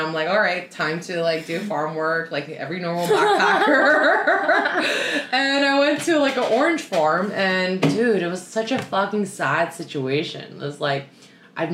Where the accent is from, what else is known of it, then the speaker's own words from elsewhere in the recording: Toronto, Ontario, Canada; moved away as an adult; also born or lived in Sydney, Australia; now in Vancouver, Canada; So obviously I'm from Toronto, I moved to Sydney, so it's a city girl